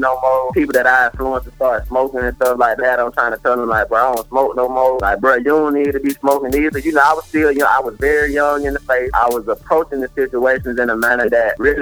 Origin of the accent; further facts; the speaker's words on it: South Georgia, United States; back home and in South Georgia